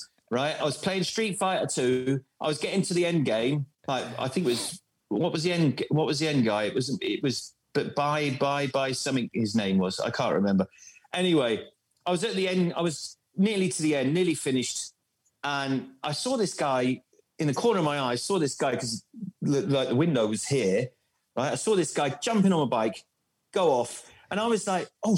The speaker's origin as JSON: {"language": "English", "town": "Bournemouth", "region": "South West England", "country": "United Kingdom", "tie": "born or raised there", "also_born_or_lived": "Croydon", "accent": "mixture between London and Bournemouth", "moved": "as an adult", "lives_now": "Germany", "said": "I grew up in Bournemouth"}